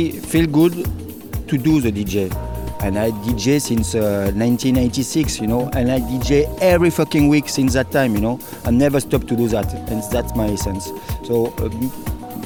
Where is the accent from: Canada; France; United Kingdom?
France; south of France; English is a second language; now in Marseille, France; I was born in, south of France, so it's very close from Marseille